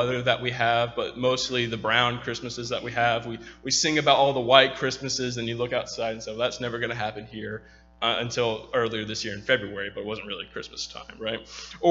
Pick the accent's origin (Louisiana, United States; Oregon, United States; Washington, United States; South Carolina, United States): Louisiana, United States; also born or lived in Texas; I was born in Texas, but I was raised in Louisiana